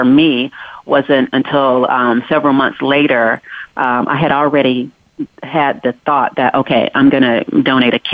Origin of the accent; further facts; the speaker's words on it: North Carolina, United States; I'm definitely a country girl at heart. I'm from North Carolina.